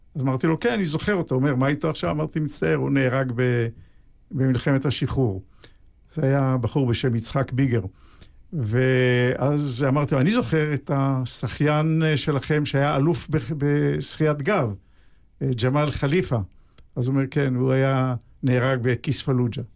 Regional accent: Haifa, Haifa District, Israel; בעצם לא בחיפה, אלא בשכונה על יד חיפה שנקראת בת גלים. זאת שכונת הולדתי.

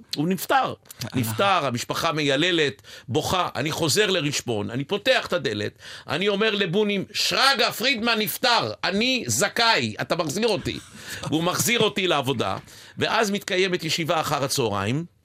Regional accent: Ness Ziona, Central District, Israel; יליד נס ציונה

